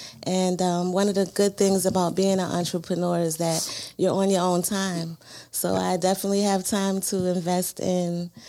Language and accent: English; New York City, New York, United States; now in Baltimore, United States; I am originally from Brooklyn, New York.